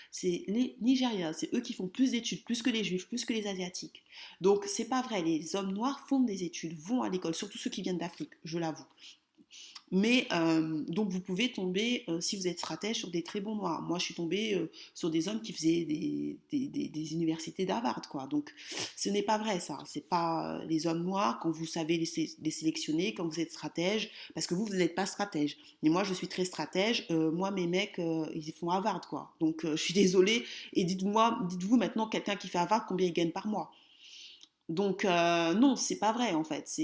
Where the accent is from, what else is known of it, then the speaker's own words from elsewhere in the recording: France; Sinon, mon focus sera toujours sur la France puisque je suis française.